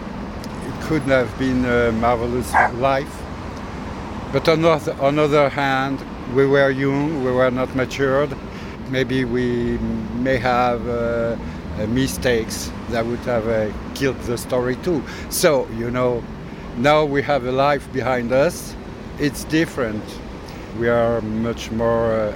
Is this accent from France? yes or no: yes; France; I'm coming from France